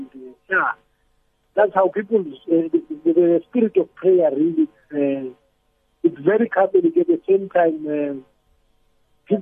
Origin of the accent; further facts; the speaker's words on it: South Africa; moved away as an adult; now in Kenya; as a South African